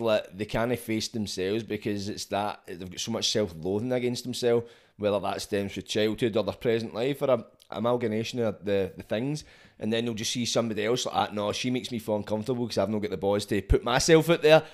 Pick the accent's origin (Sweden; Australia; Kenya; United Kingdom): United Kingdom; Scotland; it's great being Scottish